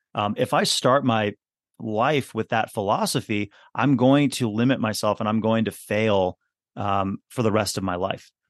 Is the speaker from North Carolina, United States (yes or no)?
no; Milwaukee, Wisconsin, United States; also born or lived in West Coast of the U.S.; I was technically I was born on the west coast of the U.S., but yeah, I grew up. I grew up here in in Wisconsin